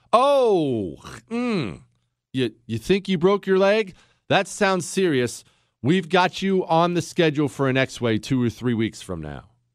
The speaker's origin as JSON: {"language": "English", "country": "United States", "said": "I'm an American"}